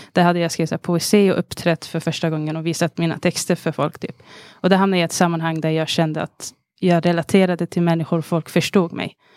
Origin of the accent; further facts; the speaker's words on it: Stockholm, Stockholm County, Sweden; från Alby i Stockholm